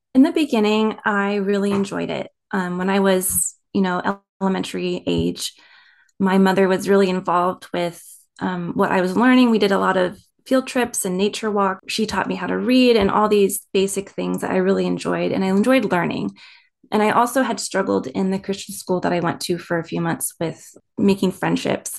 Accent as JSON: {"language": "English", "region": "East Coast", "country": "United States", "tie": "born or raised there", "also_born_or_lived": "Maryland", "said": "I was born on the East Coast"}